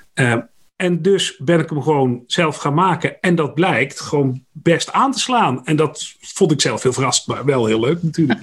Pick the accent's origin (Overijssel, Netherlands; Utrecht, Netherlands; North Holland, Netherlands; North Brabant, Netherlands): North Brabant, Netherlands; accent: West Brabant; now in Dieren, Netherlands; geboren in West-Brabant overigens. En dat horen mensen ook nog wel eens aan mijn tongval